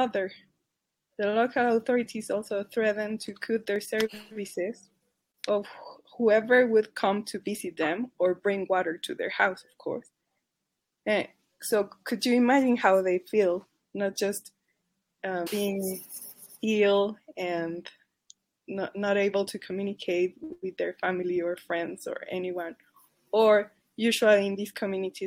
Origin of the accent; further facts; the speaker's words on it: Mexico; accent: Mexican; my Mexican accent